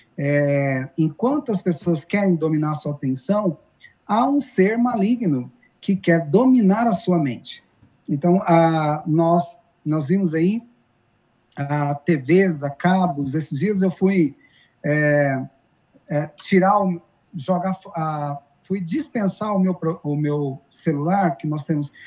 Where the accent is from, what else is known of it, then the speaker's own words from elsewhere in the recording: Rubiataba, Goiás, Brazil; moved away; also born or lived in Goiânia; eu morava no interior, o pastor Luiz está lá na minha região, morava lá em Rubiatava